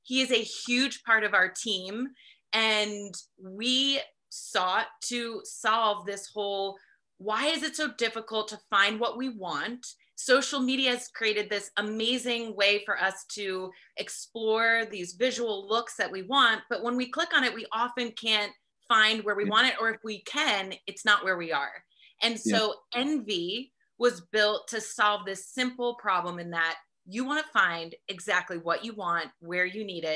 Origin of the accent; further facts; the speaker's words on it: New Jersey, United States; now in California, United States; I'm originally from New Jersey, so I have that East Coast work ethic. But I moved out to California